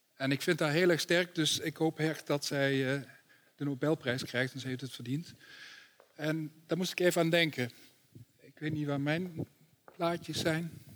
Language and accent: Dutch; Netherlands; als Nederlanders